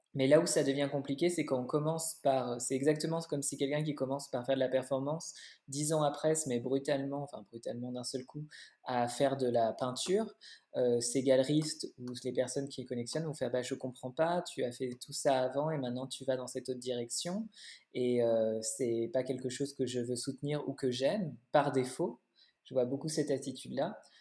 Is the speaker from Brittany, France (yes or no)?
no; Paris, Île-de-France, France; moved away as an adult; now in Berlin, Germany; je suis née, j'ai grandi à Paris